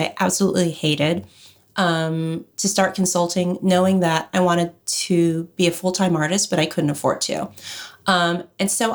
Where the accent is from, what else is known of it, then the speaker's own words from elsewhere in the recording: Los Angeles, California, United States; I grew up in Los Angeles